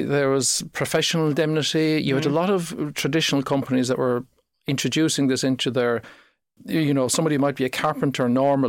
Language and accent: English; County Cork, Ireland; I was born and reared in, I'm a proud Corkman, so born and reared on the other side of Charleville in North Cork.